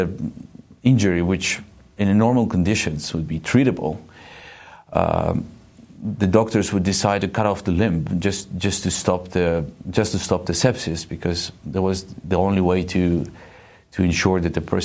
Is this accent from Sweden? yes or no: no; Eastern Ukraine, Ukraine; This is my home. I was born in Eastern Ukraine